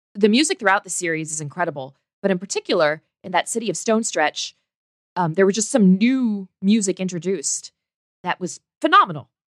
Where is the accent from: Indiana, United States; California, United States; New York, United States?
Indiana, United States; I was a little girl growing up in Indiana